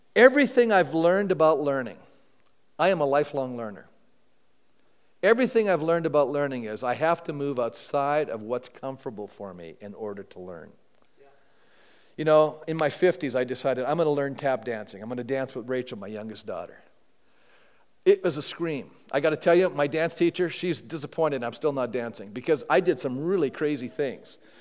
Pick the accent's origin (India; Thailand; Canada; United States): Canada; I'm a Canadian